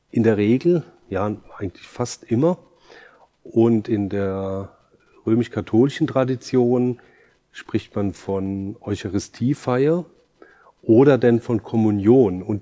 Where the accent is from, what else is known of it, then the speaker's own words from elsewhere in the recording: Germany; now in Aarau, Switzerland; komme ich aus Deutschland, bin über 20 Jahre jetzt in der Schweiz